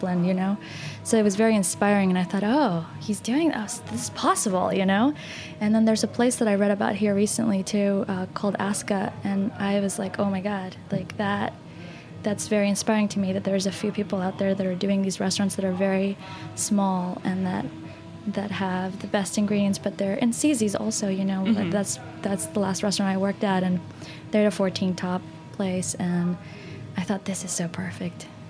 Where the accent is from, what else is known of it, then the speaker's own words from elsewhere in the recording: Texas, United States; also born or lived in Northern Argentina; I grew up in Texas